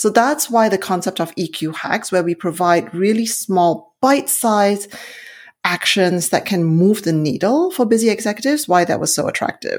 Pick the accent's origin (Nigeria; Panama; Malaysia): Malaysia; now in Silicon Valley, California, United States; I'm originally from Malaysia